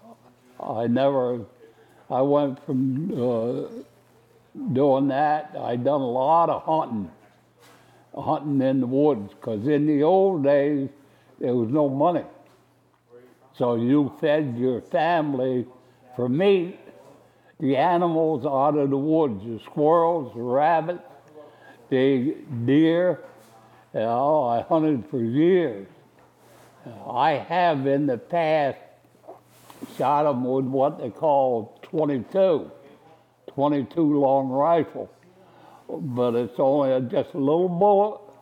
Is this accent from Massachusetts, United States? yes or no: no; Esopus, New York, United States; also born or lived in Saugerties, New York; I was born in Esopus in 1930, Esopus, New York